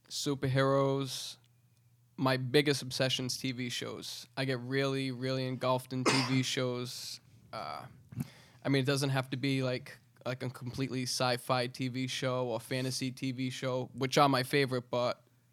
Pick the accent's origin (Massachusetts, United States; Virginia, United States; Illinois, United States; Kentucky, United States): Massachusetts, United States; Fall River; yes. Born and raised.